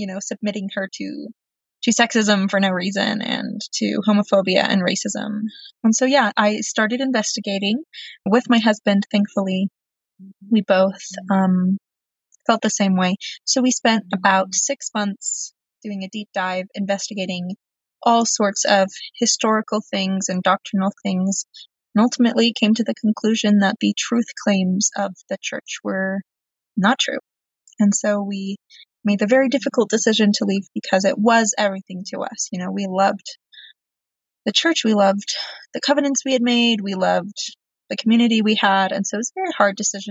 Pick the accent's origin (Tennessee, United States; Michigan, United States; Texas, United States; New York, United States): Texas, United States; I grew up in Texas and it's very hot